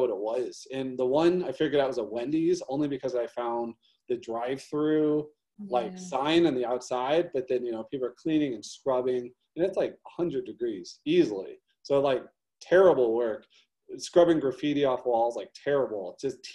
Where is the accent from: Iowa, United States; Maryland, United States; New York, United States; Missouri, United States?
Missouri, United States; St. Louis; I'm from St. Louis, huge racial divide in St. Louis. I grew up